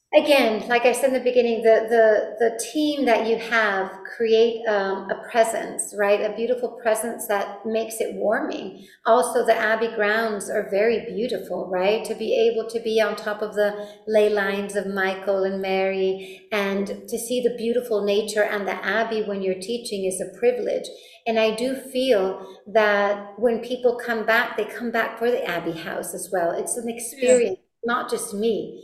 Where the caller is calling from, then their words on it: Madrid, Community of Madrid, Spain; Well, I'm actually calling from Spain. I live in Madrid, in the mountains of Madrid.